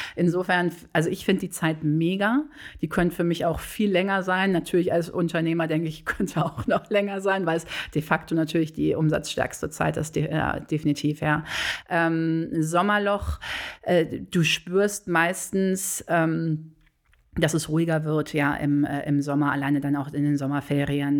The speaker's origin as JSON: {"language": "German", "town": "Bonn", "region": "North Rhine-Westphalia", "country": "Germany", "tie": "born or raised there", "also_born_or_lived": "Cologne", "said": "ich bin tatsächlich äh, gebürtige Bonnerin, aber nicht Bad Godesbergerin. Ähm, ich bin auf das Beethoven-Gymnasium zur Schule gegangen damals"}